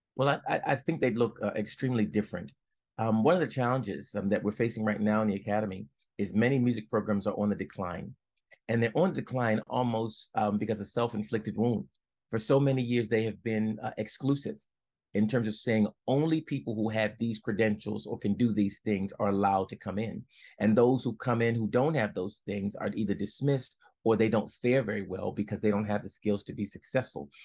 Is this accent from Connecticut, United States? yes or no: no; Baltimore, Maryland, United States; I'm from Baltimore, Baltimore, Maryland